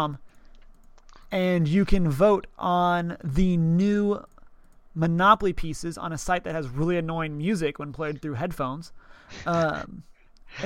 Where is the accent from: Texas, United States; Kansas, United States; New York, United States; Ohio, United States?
Texas, United States; I'm from Texas